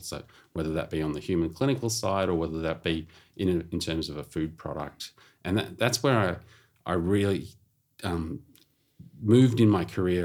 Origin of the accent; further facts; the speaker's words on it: Melbourne, Victoria, Australia; I grew up in Melbourne